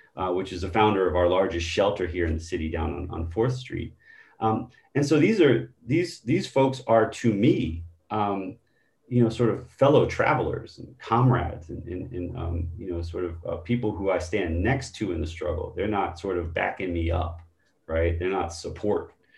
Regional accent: Baltimore, Maryland, United States; my own experience as a young person growing up in Baltimore

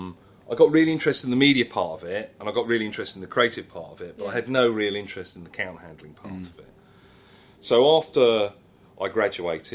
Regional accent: Watford, East of England, United Kingdom; I come from Watford

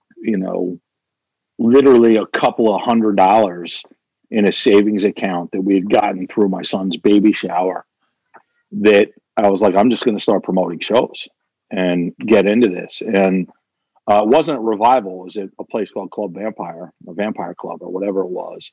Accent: Kennett Square, Pennsylvania, United States; my hometown of Kennett Square

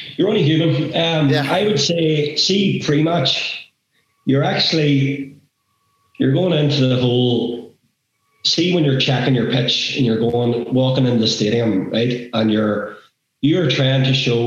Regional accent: Northern Ireland, United Kingdom; We're referees from Northern Ireland.

